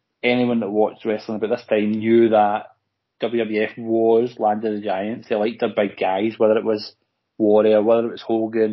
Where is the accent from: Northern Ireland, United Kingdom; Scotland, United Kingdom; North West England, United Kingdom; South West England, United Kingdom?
Scotland, United Kingdom; as Scottish people